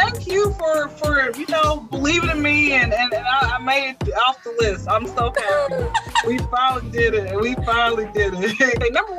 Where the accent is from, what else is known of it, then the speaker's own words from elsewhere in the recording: Georgia, United States; I come from the Bible Belt, South Georgia, blah, we learned this in church.